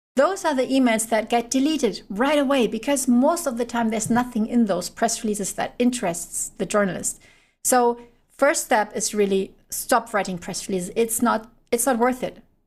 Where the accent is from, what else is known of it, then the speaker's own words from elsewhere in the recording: Germany; I'm from Germany